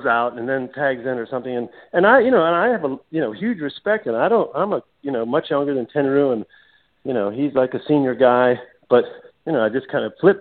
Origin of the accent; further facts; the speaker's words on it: United States; I'm an American kid over there